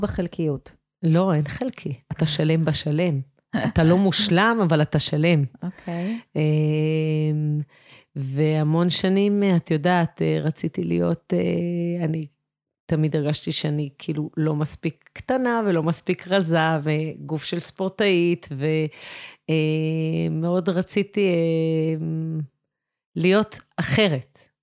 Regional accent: Shefayim, Central District, Israel; אני נולדתי בקיבוץ, גדלתי בקיבוץ, אני גרה בקיבוץ שפיים

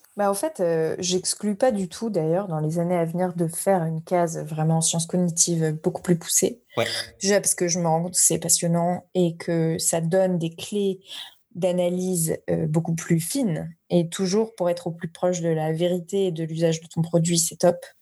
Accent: Paris suburbs, Île-de-France, France; moved away as an adult; also born or lived in Dublin, Ireland / Madrid, Spain; now in Bordeaux, France; je viens de banlieue parisienne

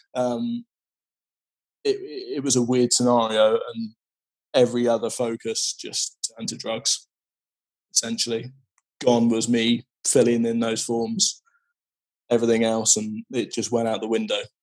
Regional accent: West Country, South West England, United Kingdom; I grew up in the West Country in a, in a sort of small, small, small fishing town

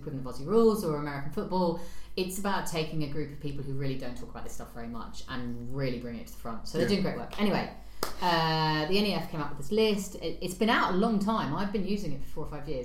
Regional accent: London, United Kingdom; being a Londoner

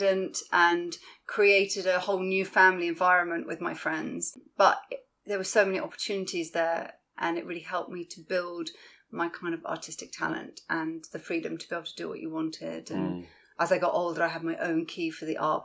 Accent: London, United Kingdom; I grew up in Roehampton in southwest London.

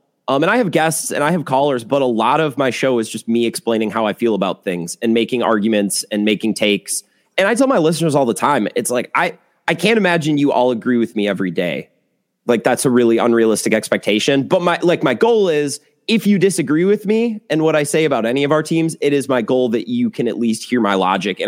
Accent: Eau Claire, Wisconsin, United States; now in La Crosse, United States; I grew up near Eau Claire

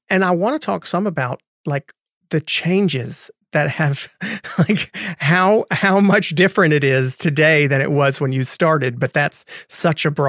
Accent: North Carolina, United States; born or raised there

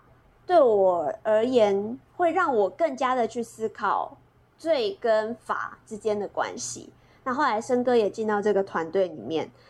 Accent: Chiayi, Taiwan; moved away; 我老我老家是嘉义，

